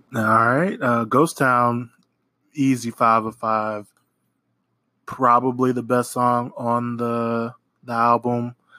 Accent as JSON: {"language": "English", "region": "Oklahoma", "country": "United States", "moved": "as an adult", "lives_now": "New Orleans, United States", "said": "I am from Oklahoma. Uh, I live in New Orleans currently"}